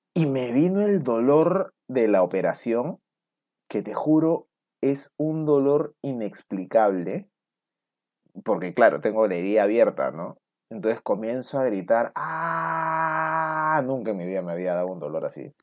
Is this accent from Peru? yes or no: yes; Lima, Peru; ni siquiera he salido de Lima, pues, en paseo. Ni en, viaje de promo salí de Lima